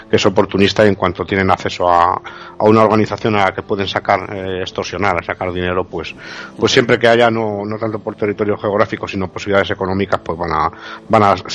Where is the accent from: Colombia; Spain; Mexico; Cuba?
Spain; ya sabemos cómo somos los españoles y tal, en plan coña, ¿no?